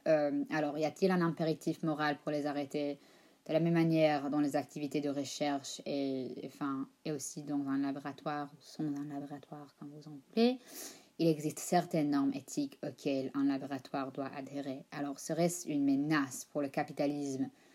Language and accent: French; United States; accent: American Ashkenazi; parle avec un accent américain ashkenaz